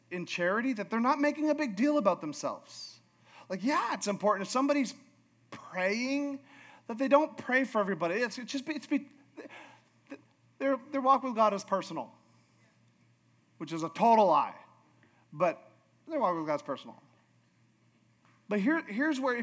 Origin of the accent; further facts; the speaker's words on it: Alaska, United States; I'm from Alaska